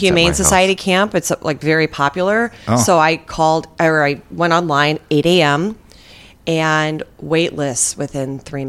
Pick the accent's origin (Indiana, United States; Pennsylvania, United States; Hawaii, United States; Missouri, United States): Missouri, United States; St. Louis; These are all St. Louis camps. I grew up in St. Louis.